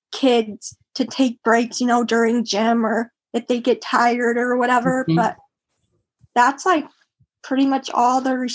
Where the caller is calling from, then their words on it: Cedar Rapids, Iowa, United States; Cedar Rapids, Iowa.